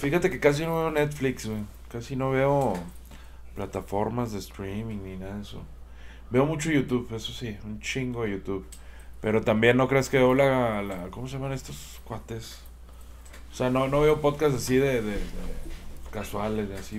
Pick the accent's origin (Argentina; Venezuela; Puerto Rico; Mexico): Mexico; Chihuahua; soy de Chihuahua, Chihuahua